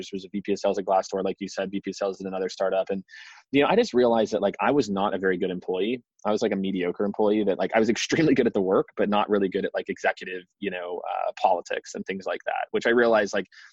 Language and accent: English; Midwest, United States; I grew up in the Midwest, went to school in the Midwest